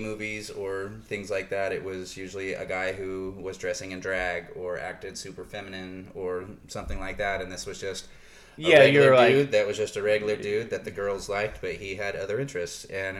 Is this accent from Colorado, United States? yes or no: no; Nebraska, United States; I'm from the Lincoln Creek.